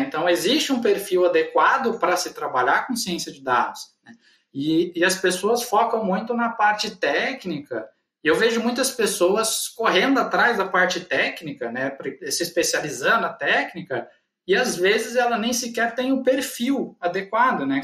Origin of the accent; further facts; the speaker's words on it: Guaíra, São Paulo, Brazil; also born or lived in Ribeirão Preto / Uberlândia; Eu sou natural de Guaíra, fica no norte do estado de São Paulo, né? Então, eu nasci aqui, a minha família é natural daqui